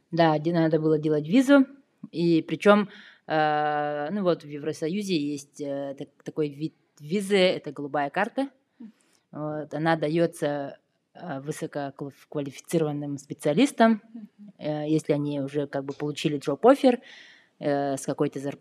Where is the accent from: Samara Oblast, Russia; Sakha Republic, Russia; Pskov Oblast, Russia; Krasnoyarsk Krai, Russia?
Sakha Republic, Russia; Yakutia; moved away as an adult; now in Berlin, Germany; я из Якутии